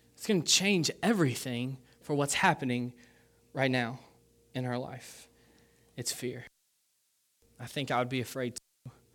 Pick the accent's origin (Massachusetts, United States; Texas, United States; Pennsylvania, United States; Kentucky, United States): Kentucky, United States; I grew up in Kentucky